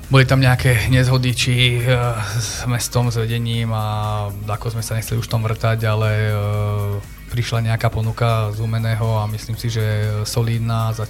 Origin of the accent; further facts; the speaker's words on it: Liptovský Mikuláš, Žilina Region, Slovakia; also born or lived in Kazakhstan; pochádzam z Mikuláša, tam som sa aj narodil